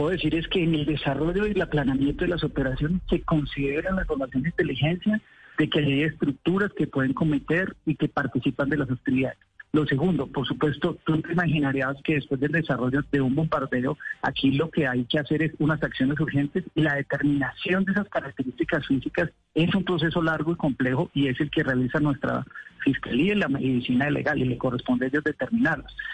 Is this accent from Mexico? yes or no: no; Colombia; yo me hago como, como colombiano